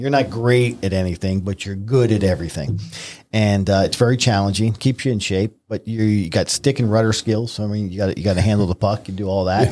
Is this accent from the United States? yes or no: yes; Newburgh, New York, United States; I grew up in Newburgh, New York